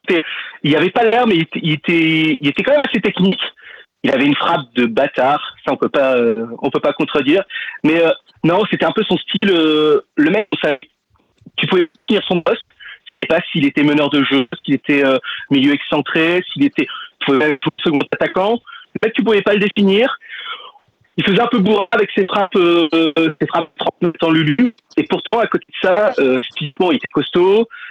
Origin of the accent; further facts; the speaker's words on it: Lille, Hauts-de-France, France; j'habite à Lille, je suis un petit gars du Nord